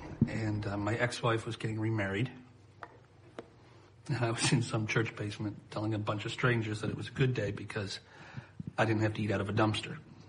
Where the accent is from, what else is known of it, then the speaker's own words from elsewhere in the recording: Dallas, Texas, United States; I'm from Dallas, people.